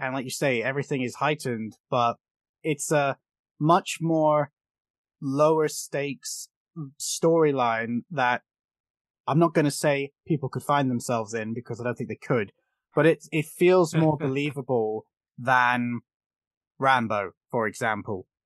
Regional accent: United Kingdom; as a British fool

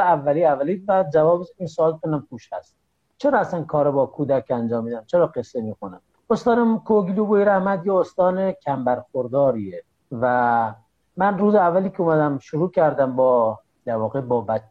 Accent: Dehdasht, Kohgiluyeh and Boyer-Ahmad, Iran; also born or lived in Qom; بیام شهر خودم دهدش

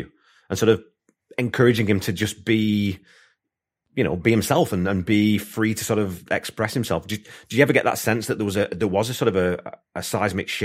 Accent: England, United Kingdom; moved away as an adult; now in Canada; being from England and growing up in England

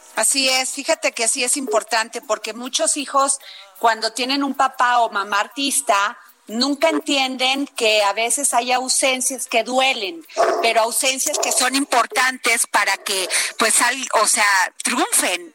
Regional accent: Veracruz, Mexico; yo sí soy veracruzana

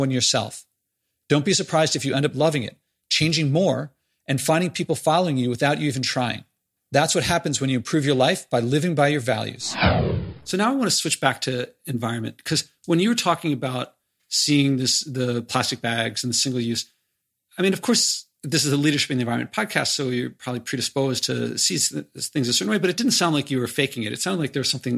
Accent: Philadelphia, Pennsylvania, United States; I grew up in Philadelphia

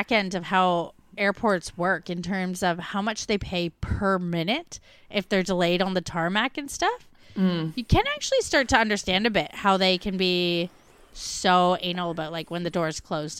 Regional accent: Melbourne, Victoria, Australia; We're from Melbourne.

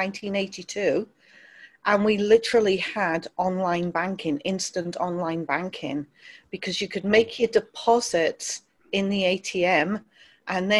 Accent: Wales, United Kingdom; also born or lived in London; I ended up being raised in Wales from about the age of five

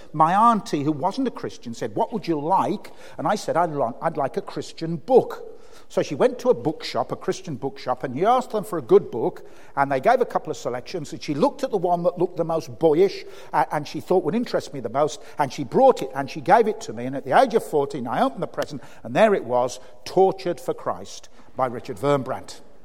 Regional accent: Birmingham, West Midlands, United Kingdom; I grew up in Birmingham.

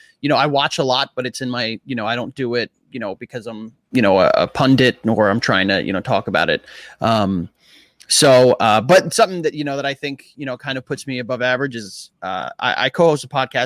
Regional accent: New York, United States; moved away as an adult; now in New Jersey, United States; I'm from Queens as well.

